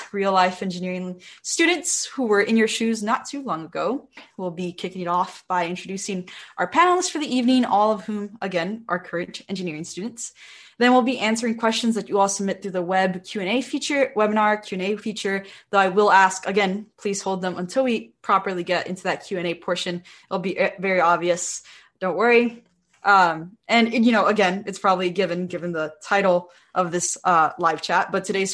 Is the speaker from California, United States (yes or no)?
yes; Bell Gardens, California, United States; I'm from Bell Gardens, California